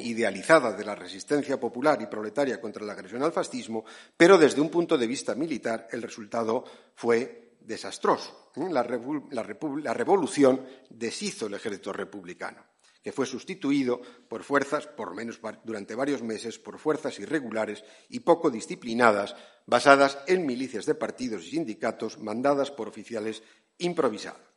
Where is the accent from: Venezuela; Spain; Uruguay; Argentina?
Spain; San Sebastián, Basque Country; Mi ciudad natal en San Sebastián